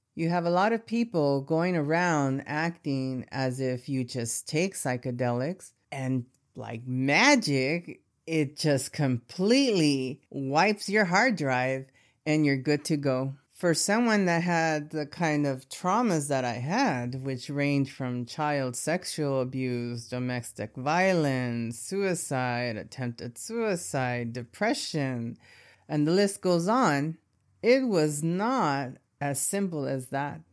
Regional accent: Los Angeles, California, United States; I grew up in Southern California in Latino neighborhoods, and I'm talking about Echo Park, Boyle Heights, East L A kind of neighborhoods

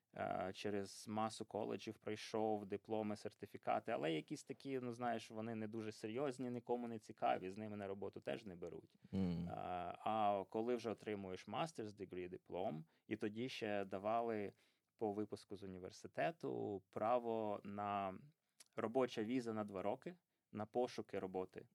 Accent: Poltava, Poltava Oblast, Ukraine; moved away as an adult; also born or lived in Pyriatyn district; now in United Kingdom; Я народився на Пирятинщині, там до п'яти років жив. Е, потім батьки отримали квартиру в Полтаві, переїхав до Полтави

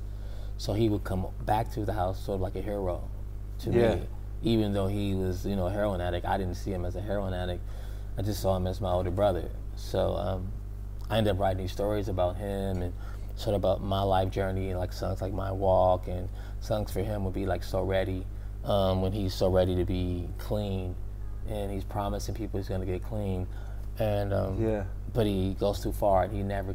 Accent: Oakland, California, United States; growing up being a man, growing up in the Oakland Bay Area

